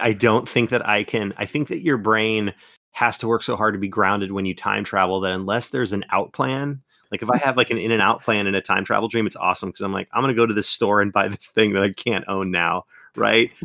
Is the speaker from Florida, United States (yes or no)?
yes; Florida, United States; accent: Florida; my Florida accent